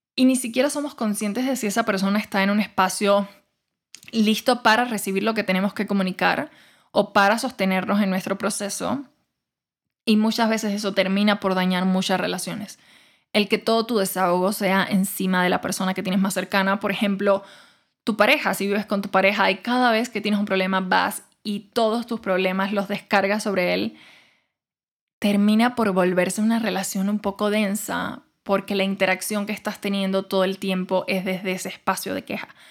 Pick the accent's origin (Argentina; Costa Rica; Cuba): Cuba; moved away as an adult; yo nací, crecí en Cuba y me fui de Cuba hasta los 21 años